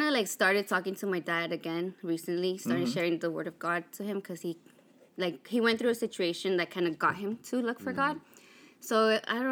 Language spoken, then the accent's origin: English; El Salvador; I was born in El Salvador.